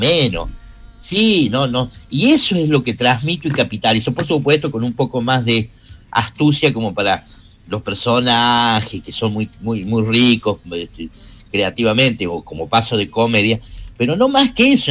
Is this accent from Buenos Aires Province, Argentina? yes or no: no; Córdoba, Argentina; los cordobeses tenemos un poquito más de humor